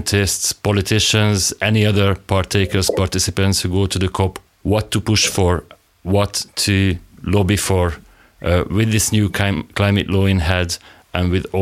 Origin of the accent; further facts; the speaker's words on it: Hungary; from Hungary